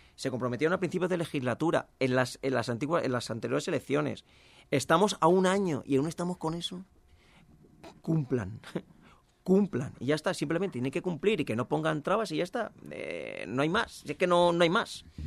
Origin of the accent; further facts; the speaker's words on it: Valencian Community, Spain; somos valencianos, al igual que españoles